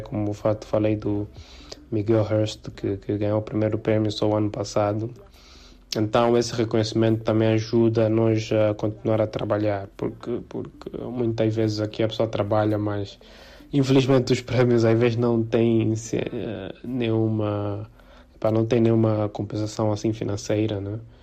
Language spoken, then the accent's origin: Portuguese; South Africa; moved away as an adult; now in Angola; quando eu fiz sete anos uh, emigrei para a África do Sul um, e yeah, fiquei lá até fiquei lá 17 anos